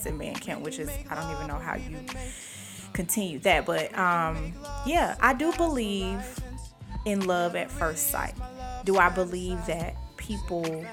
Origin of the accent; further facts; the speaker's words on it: Atlanta, Georgia, United States; I was from Atlanta.